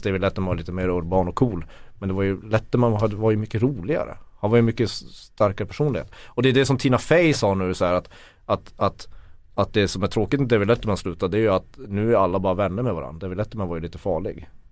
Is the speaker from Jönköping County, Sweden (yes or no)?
no; Kiruna, Norrbotten County, Sweden; när jag växte upp i Kiruna